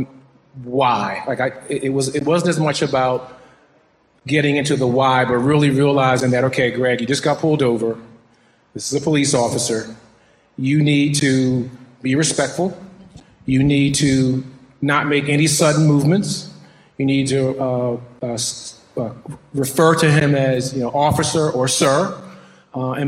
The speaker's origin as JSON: {"language": "English", "town": "Philadelphia", "region": "Pennsylvania", "country": "United States", "tie": "born or raised there", "also_born_or_lived": "Washington, D.C.", "moved": "as an adult", "lives_now": "Midwest, United States", "said": "growing up in Philadelphia, being a young Black male"}